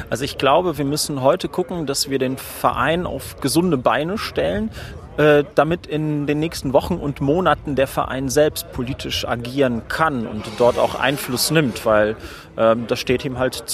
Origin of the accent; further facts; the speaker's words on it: Neuss, North Rhine-Westphalia, Germany; Ich komme aus Neuss, das ist quasi sowas wie der Parkplatz von Düsseldorf.